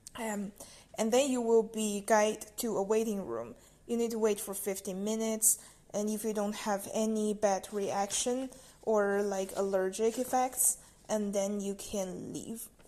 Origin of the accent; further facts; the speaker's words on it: China; now in Netherlands; I'm from China and I'm studying in the Netherlands right now.